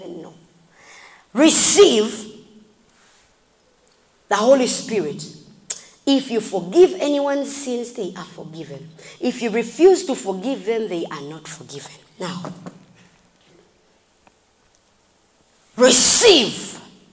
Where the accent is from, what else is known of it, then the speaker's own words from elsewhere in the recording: Kapchorwa, Uganda; I'm from Kapchora and I say Takwenyo